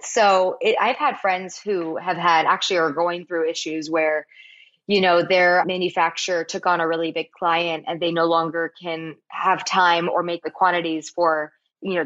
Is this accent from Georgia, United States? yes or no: no; Palos Verdes, California, United States; my hometown of Palos Verdes